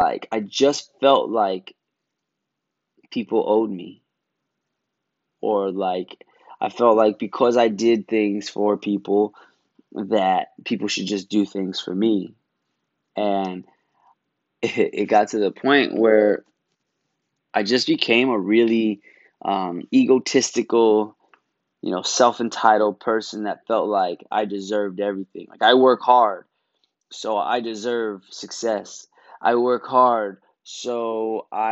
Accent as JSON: {"language": "English", "town": "New York City", "region": "New York", "country": "United States", "said": "I'm from Brooklyn."}